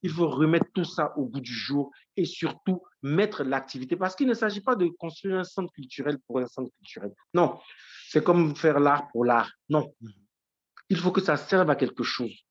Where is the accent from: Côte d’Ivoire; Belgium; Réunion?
Côte d’Ivoire; Issia, Sassandra-Marahoué; au profit de l'enfance et de la jeunesse de ma ville natale, qui est située à 350 km de la Côte d'Ivoire et qu'on appelle Issia.